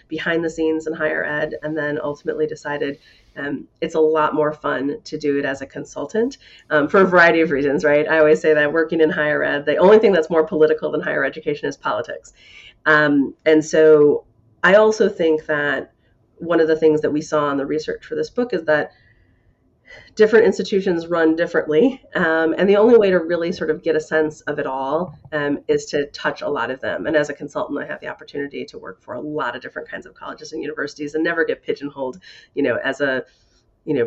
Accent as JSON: {"language": "English", "town": "Grayslake", "region": "Illinois", "country": "United States", "tie": "born or raised there", "said": "I grew up in Grays Lake, Illinois"}